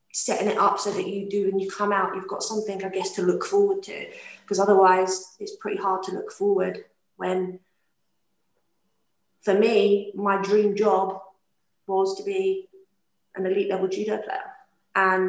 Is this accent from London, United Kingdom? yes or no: yes; London, United Kingdom; accent: London; now in Scotland, United Kingdom; My accent, definitely from London.